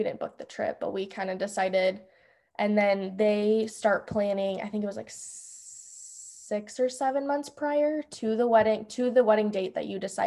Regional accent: Des Moines, Iowa, United States; I'm from Des Moines, Iowa

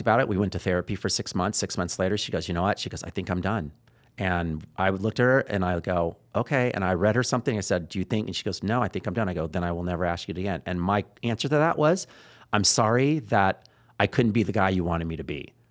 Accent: Texas, United States; I'm from Texas

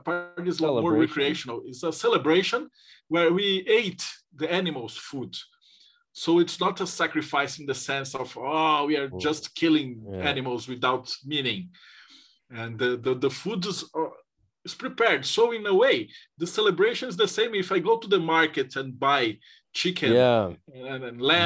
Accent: Brazil; I'm from Brazil

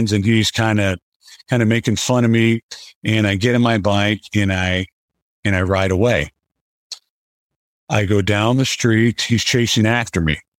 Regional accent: South Florida, United States; I grew up in South Florida and had a really idyllic childhood

